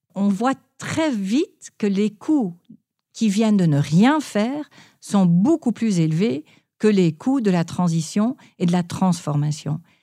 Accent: Palo Alto, California, United States; j'ai grandi en Californie, en particulier, j'ai grandi à Palo Alto

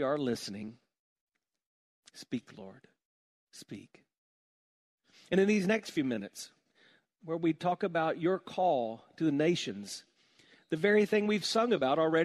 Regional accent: South Carolina, United States; moved away; growing up in South Carolina, I kind of grew up with a simple life

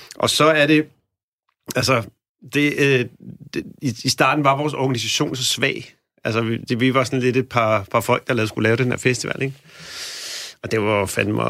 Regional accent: Helsingør, Capital Region of Denmark, Denmark; jeg er dog fra Helsingør

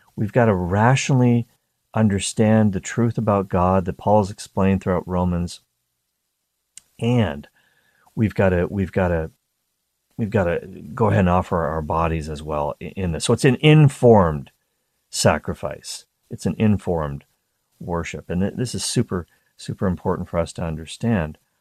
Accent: East Coast of Canada, near Peggy's Cove, Nova Scotia, Canada; I grew up on the East Coast of Canada, very close to a place called Peggy's Cove.

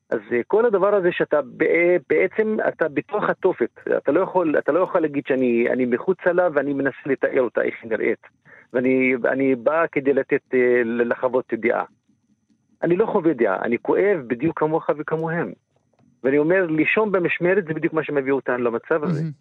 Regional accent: Israel; אני גם פה וגם שם מדבר על עצמי, גם כפלסטיני וגם כערבי ישראלי וגם כה, יש פה מורכביות של הזהות

